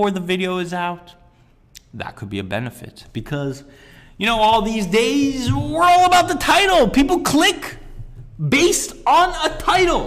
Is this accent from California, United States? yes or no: yes; Sunnyvale, California, United States; growing up in Sunnyvale